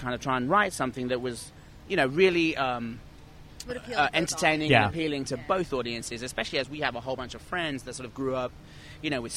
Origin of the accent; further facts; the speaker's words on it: England, United Kingdom; now in New York, United States; I'm originally from England